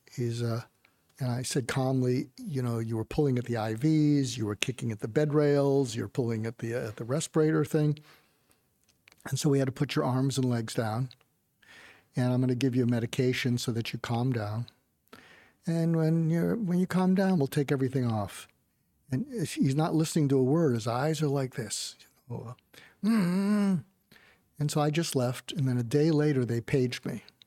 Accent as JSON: {"language": "English", "area": "outside of Boston", "region": "Massachusetts", "country": "United States", "tie": "born or raised there", "also_born_or_lived": "West Coast", "moved": "yes", "said": "I grew up outside of Boston."}